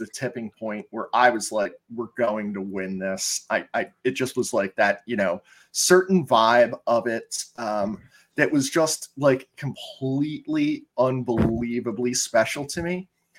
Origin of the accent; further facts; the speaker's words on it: Philadelphia, Pennsylvania, United States; as a Philadelphian